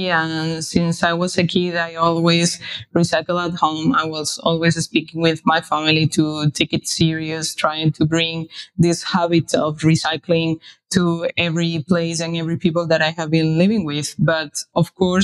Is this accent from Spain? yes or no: yes; Spain; moved away as an adult; now in Berlin, Germany; I'm originally from Spain, but I have been living here in Berlin for a few years.